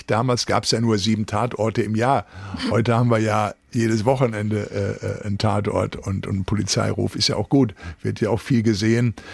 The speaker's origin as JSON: {"language": "German", "town": "Recklinghausen", "region": "North Rhine-Westphalia", "country": "Germany", "tie": "born or raised there", "said": "ich bin im Arbeiterviertel Recklinghausen Süd groß geworden."}